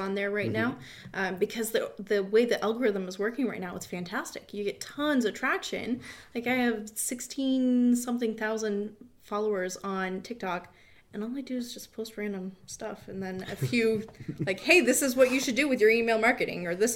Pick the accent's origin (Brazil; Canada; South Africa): Canada; Windsor, Ontario; I grew up in Windsor